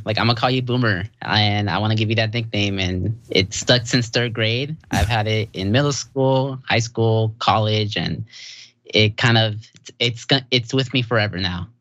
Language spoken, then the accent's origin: English; Santa Ana, California, United States; I'm from Santa Ana.